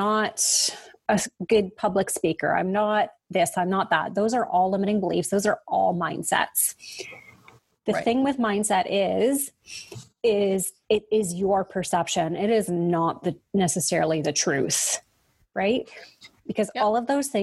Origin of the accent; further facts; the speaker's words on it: Canada; we're Canadian